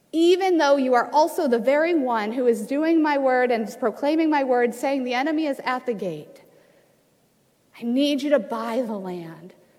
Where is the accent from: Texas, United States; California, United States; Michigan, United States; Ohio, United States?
Ohio, United States; moved away as an adult; now in Washington, United States; This is my home state of Ohio.